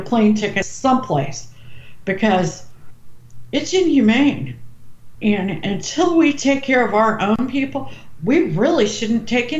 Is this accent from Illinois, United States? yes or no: no; Missouri, United States; St. Louis, which is in my home state